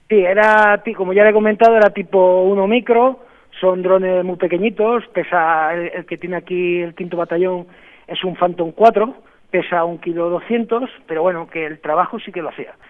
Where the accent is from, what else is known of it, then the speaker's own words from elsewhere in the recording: Bormujos, Andalusia, Spain; Soy de, un pueblo de Sevilla, que es Bormujo, y bueno, y que yo sepa, soy de ahí, pero mi familia, mis abuelos, mis bisabuelos, todo, toda mi familia es de allí.